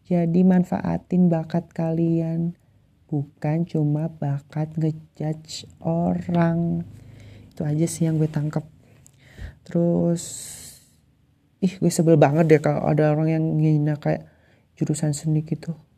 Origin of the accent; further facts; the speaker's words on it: Malang, East Java, Indonesia; aku asli orang Malang. Orang Malang asli lure. Orang Malang asli, tapi aku itu dari Kabupaten Malangnya